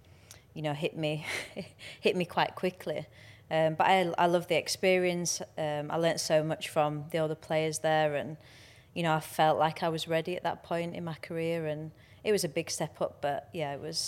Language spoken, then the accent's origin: English; England, United Kingdom; You know, we're not naturally like that as English people, are we?